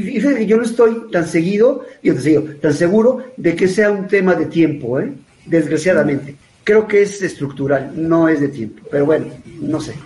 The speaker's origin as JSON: {"language": "Spanish", "country": "Mexico", "said": "de los mexicanos, en ese momento representado por mí"}